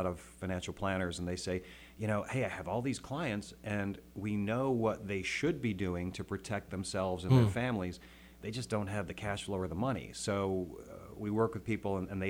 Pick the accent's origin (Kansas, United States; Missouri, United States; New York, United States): New York, United States; upstate; moved away as an adult; also born or lived in Colorado; grew up in upstate New York